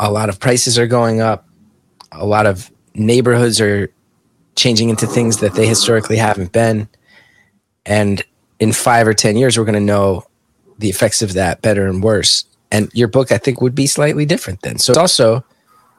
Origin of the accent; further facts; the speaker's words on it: Essex County, New Jersey, United States; moved away as an adult; I grew up in Essex County